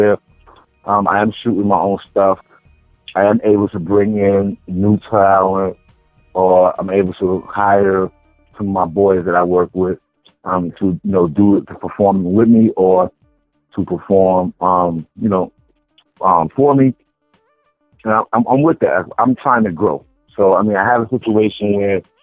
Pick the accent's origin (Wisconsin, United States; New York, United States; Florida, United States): New York, United States; New York City; moved away; being a New Yorker and somebody from the East Coast, you know, we have that hustler, you know, mentality